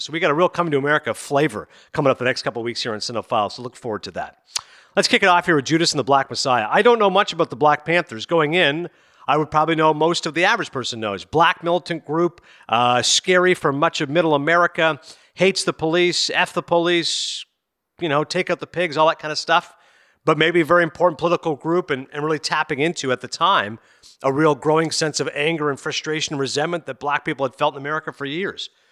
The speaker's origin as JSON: {"language": "English", "town": "Kingston", "region": "Ontario", "country": "Canada", "tie": "born or raised there", "said": "I grew up in Kingston, Ontario."}